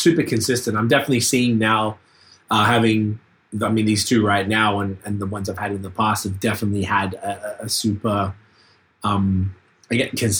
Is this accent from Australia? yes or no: yes; Australia; now in Canada; I'm from Australia. I live here.